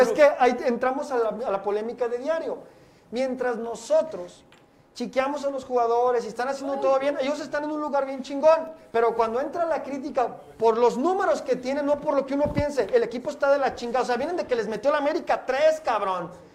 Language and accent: Spanish; Mexico; como mexicano